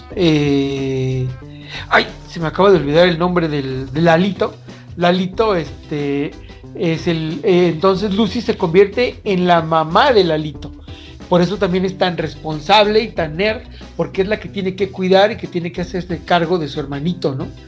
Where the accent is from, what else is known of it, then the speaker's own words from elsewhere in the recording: Mexico; nuestra cultura y nuestra esencia como mexicanos